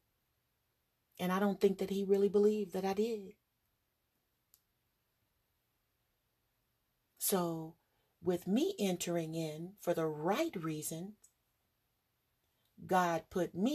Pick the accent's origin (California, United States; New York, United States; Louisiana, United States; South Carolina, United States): California, United States; Los Angeles; I'm from California, Hollywood